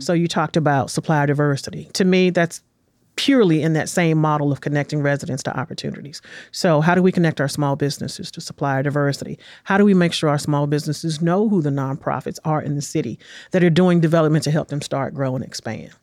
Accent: Washington, District of Columbia, United States; moved away as an adult; also born or lived in Los Angeles / New York; now in Nashville, United States; I was born and raised in Washington, D C in nineteen sixty-nine.

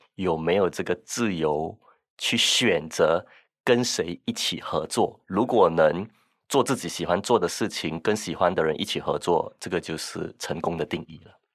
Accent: Singapore; 我来自新加坡

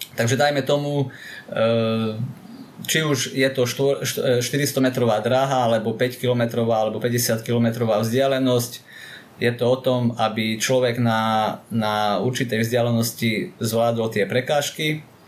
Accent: Jablonov nad Turňou, Košice Region, Slovakia; Pochádzam z Jablonova, je to okres Rožňava, takže dá sa povedať, že z východu Slovenska

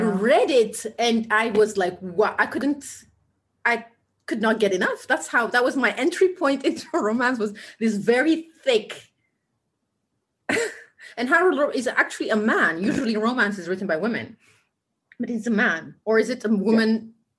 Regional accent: Ethiopia; now in Amsterdam, Netherlands; we grew up in similar in a sim- similar era in Ethiopia

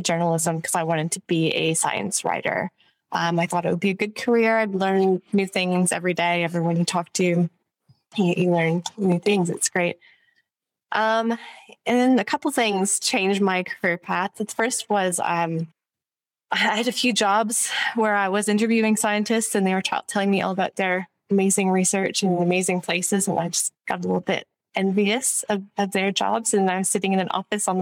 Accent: just outside of Ottawa, Ontario, Canada; moved away; also born or lived in Melbourne; I'm from Canada, so I grew up in just outside of Ottawa, the capital of Canada

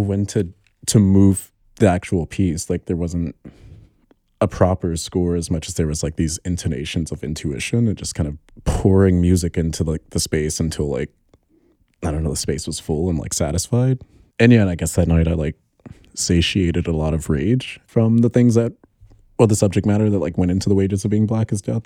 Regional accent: Alabama, United States; moved away as an adult; now in New York, United States; I'm from Alabama, and, like, I grew up in the same neighborhood as Gucci Mane

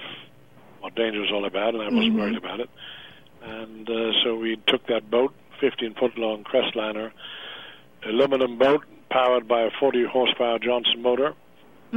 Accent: Germany; moved away as an adult; also born or lived in Texas / Montana; now in United States; I grew up on farms in Germany

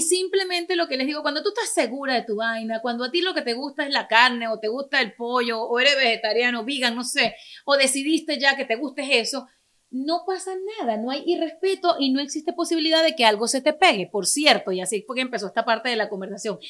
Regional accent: Venezuela; moved away; also born or lived in Caracas; me crié en un pueblo en Venezuela, a pesar de que nací en la capital

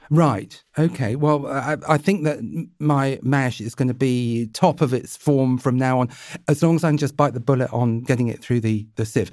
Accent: Jersey; I was brought up in Jersey

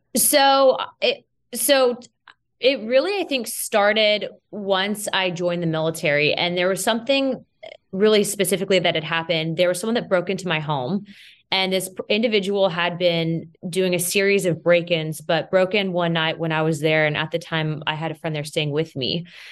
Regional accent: United States; I may be Hispanic, but first and foremost, I'm an American

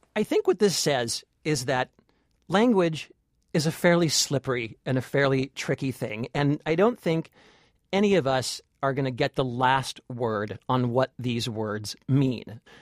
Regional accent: California, United States; I'm from California.

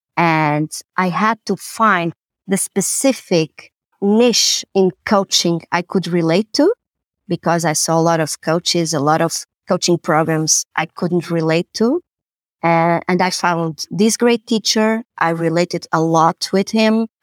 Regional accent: Lisbon, Portugal; also born or lived in Amsterdam; I was born and raised in Lisbon, and this is where I, I work and where I live.

